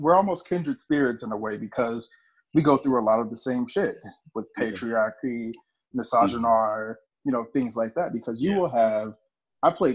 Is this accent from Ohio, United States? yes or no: no; Gary, Indiana, United States; I grew up in Gary, Indiana, so I was around, you know, gang violence my whole life